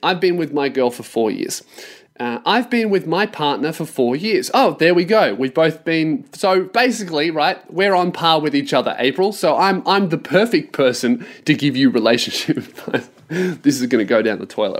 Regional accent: Australia; as an Australian

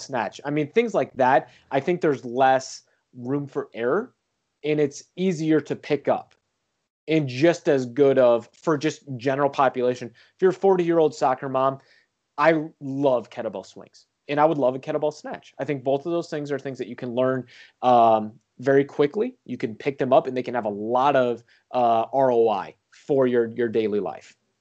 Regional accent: St. Louis, Missouri, United States; I grew up in Saint Louis, so Eureka High School

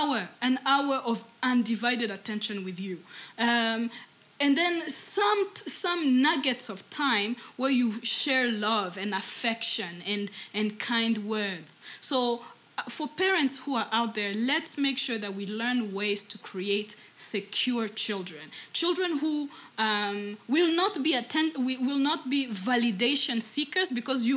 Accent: Rwanda; English is a second language; as Rwandans

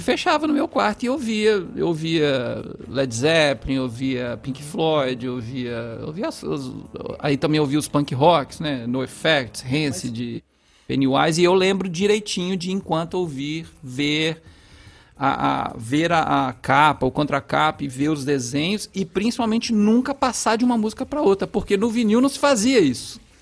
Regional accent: Passos, Minas Gerais, Brazil; Minha família, é, por parte de mãe, é fundadora de um centro de Umbanda, lá de Passos, onde eu nasci

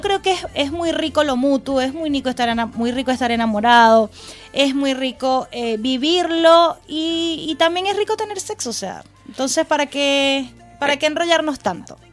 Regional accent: Venezuela; now in Chile; nosotros como venezolanos

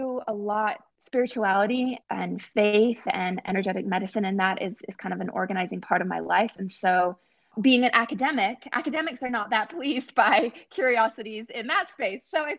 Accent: Scotland, United Kingdom; also born or lived in Middle East; now in United States; I'm from Scotland originally, and I grew up in the Middle East and moved to the US as a teenager.

